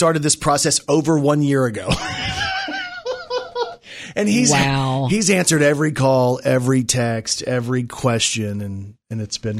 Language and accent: English; Plano, Texas, United States; moved away as an adult; I'm from Plano, Texas, so I think back to this house.